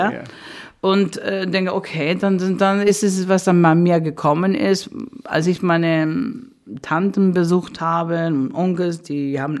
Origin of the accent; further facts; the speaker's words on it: Spain; German is a second language; dass wir groß geworden sind in Spanien, in der Zeit von Franco, es war eine Diktatur